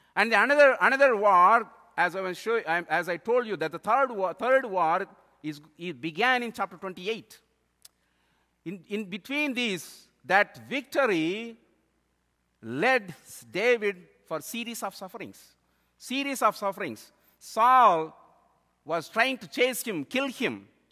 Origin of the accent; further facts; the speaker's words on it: India; moved away; I am from India